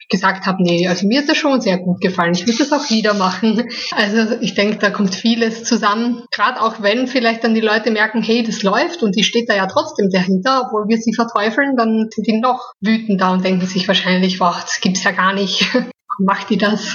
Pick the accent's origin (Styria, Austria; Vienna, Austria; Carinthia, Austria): Styria, Austria; moved away; in meine Heimat kann, in die Steiermark